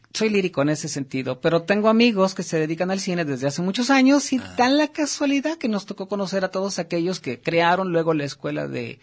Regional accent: State of Mexico, Mexico; now in Guadalajara, Mexico; yo nací en el Estado de México

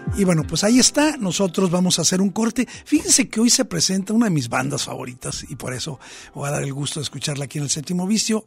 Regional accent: Mexico; nuestra sensibilidad como mexicanos

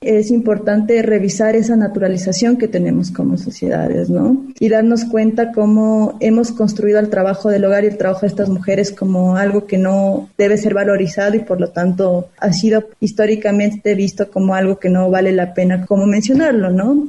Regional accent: Ecuador; moved away; yo soy de, de Ecuador

